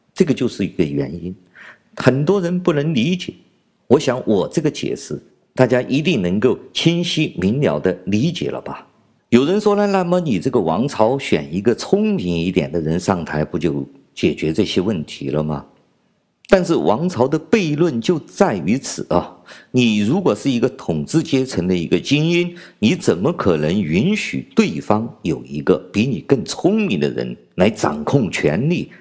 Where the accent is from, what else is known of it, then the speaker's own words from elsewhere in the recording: China; 我是来自中国大陆的